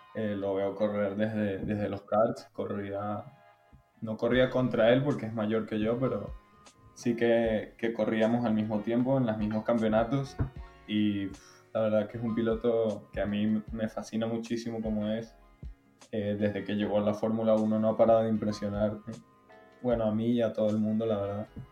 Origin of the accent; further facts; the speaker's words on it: Spain; also born or lived in Venezuela; todos como españoles